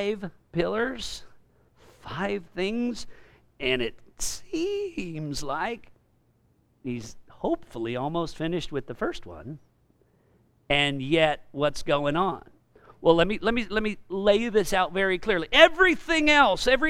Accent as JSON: {"language": "English", "region": "California", "country": "United States", "said": "I'm also from California"}